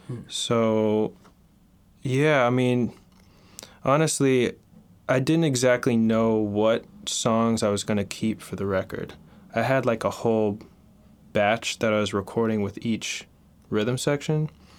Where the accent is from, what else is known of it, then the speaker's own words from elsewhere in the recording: Oklahoma City, Oklahoma, United States; also born or lived in Sewickley; now in New York, United States; I'm originally from Oklahoma City, Oklahoma. {S0} All right. {S1} Actually born in randomly in a small town in Pennsylvania, Sewickley. But I grew up in Oklahoma, which is where my dad is from.